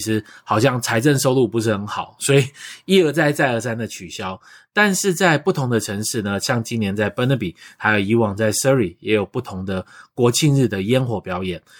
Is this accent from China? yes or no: no; Taiwan; now in Vancouver, Canada; 我们台湾人